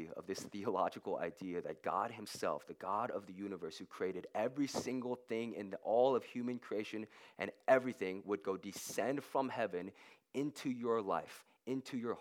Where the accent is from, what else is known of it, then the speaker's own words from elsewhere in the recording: Nashville, Tennessee, United States; I grew up in Nashville, kind of in like just a sketchy area, kind of in the projects